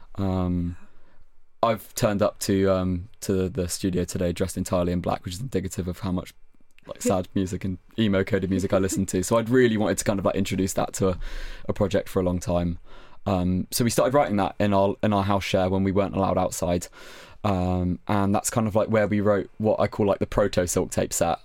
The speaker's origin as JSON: {"language": "English", "area": "West Country", "region": "South West England", "country": "United Kingdom", "moved": "as an adult", "lives_now": "Brighton, United Kingdom", "said": "I'm from the West Country in England"}